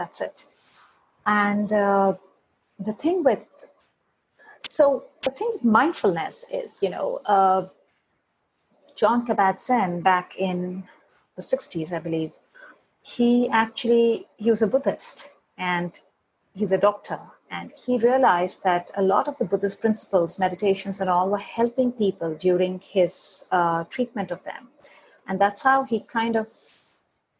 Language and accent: English; India; moved away; I come from India